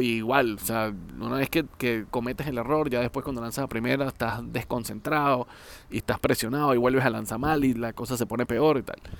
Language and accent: Spanish; Venezuela; en, Venezuela, en mi país